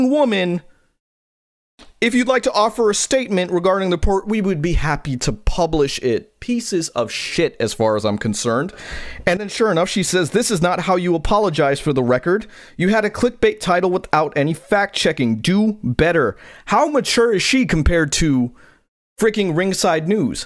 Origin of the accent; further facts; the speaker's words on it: Guyana; I'm Guyanese. I'm West Indian.